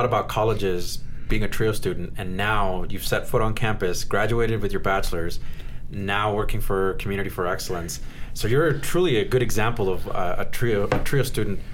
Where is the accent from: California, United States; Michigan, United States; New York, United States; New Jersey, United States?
California, United States; Norwalk; I was born in Los Angeles as well, Norwalk